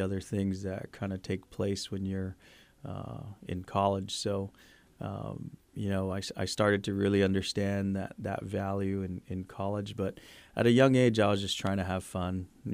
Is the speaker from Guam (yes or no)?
yes; Guam; moved away; when we grew up in Guam.